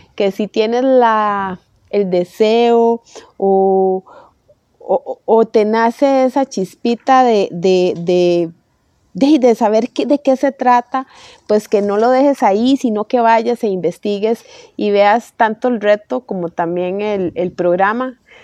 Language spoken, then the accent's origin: Spanish; Costa Rica; soy de Costa Rica